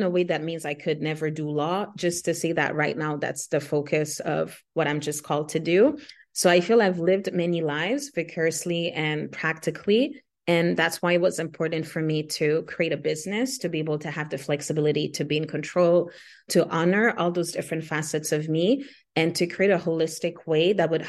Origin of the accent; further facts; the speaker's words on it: Haiti; first language Haitian Creole; English is a second language; my native Afro indigenous language is Haitian Creole, second is French, and then third English. I grew up around Spanish as well because when my parents were fleeing the country, they lived in Dominican Republic as well.